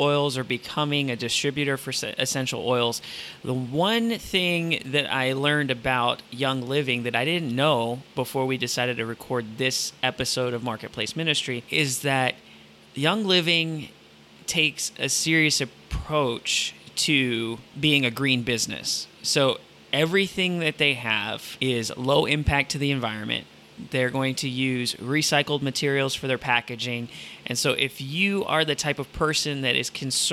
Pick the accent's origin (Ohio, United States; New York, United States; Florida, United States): Ohio, United States; Toledo; when I grew up in Toledo, Ohio